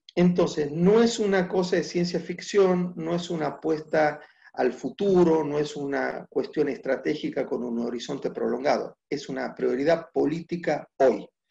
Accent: Argentina

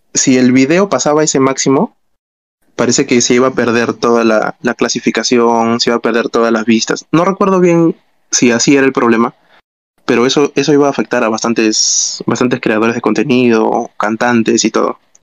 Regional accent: Callao, Peru; somos de Callao

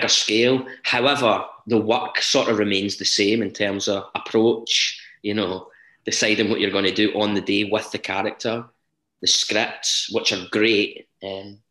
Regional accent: Blantyre, Scotland, United Kingdom; I'm from Blantyre originally

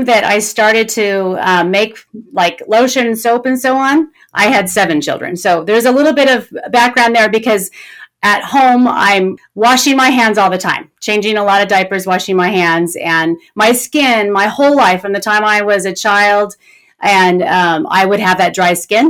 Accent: California, United States; I was born and raised in California. And I still live in California, not too far from where I was born.

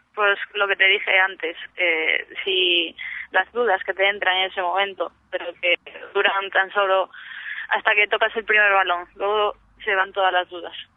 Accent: Moaña, Galicia, Spain

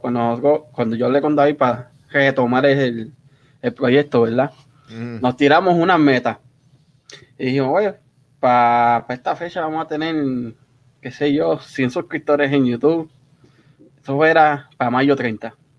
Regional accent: Río Grande, Puerto Rico; moved away as an adult; now in United States; yo soy puertorriqueño ahí en todos lados

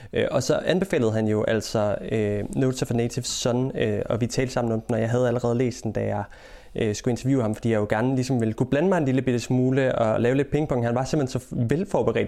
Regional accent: Denmark; now in England, United Kingdom; hjemme i Danmark

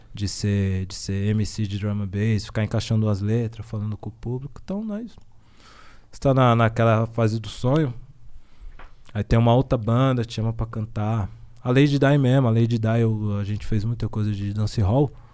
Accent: São Paulo, Brazil; Zona Leste

